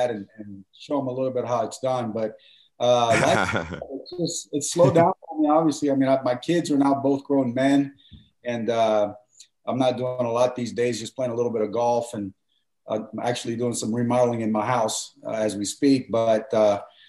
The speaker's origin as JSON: {"language": "English", "town": "Miami", "region": "Florida", "country": "United States", "tie": "born or raised there", "also_born_or_lived": "Cuba", "moved": "as an adult", "said": "I love growing up in Miami"}